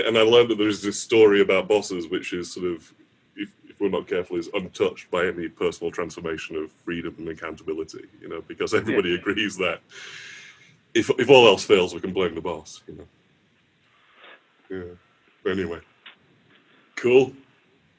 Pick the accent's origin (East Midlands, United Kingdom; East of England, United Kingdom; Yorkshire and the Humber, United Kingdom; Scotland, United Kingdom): Yorkshire and the Humber, United Kingdom; Morley; moved away; the house I grew up back in Morley